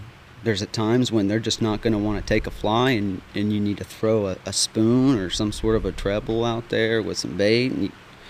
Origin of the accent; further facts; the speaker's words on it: Palmer, Alaska, United States; now in North Carolina, United States; up in Alaska, man, you know, I was born and raised in Palmer, Matsuboro, which is about 60 miles north of Anchorage. You know, I've lived throughout other little cities and stuff in between.